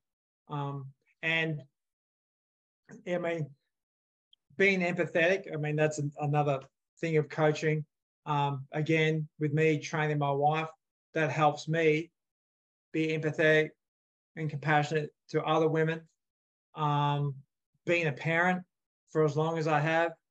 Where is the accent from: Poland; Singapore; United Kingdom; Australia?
Australia; now in United States; I grew up in Australia